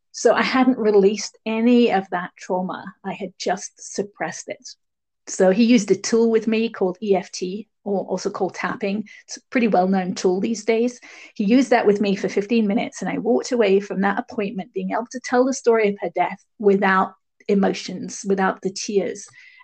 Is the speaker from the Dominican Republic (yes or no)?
no; England, United Kingdom; also born or lived in Barbados / Sierra Leone / Hong Kong / Bahrain; I grew up in England, but I also lived in several other countries. I lived in Barbados for a little while, and then Sierra Leone in West Africa, and then in Hong Kong, and then in Bahrain.